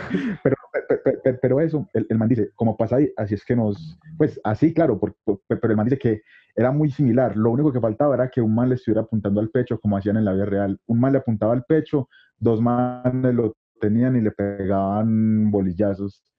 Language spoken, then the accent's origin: Spanish; Medellín, Antioquia, Colombia; nosotros somos de Colombia, somos de acá de Medellín, de Colombia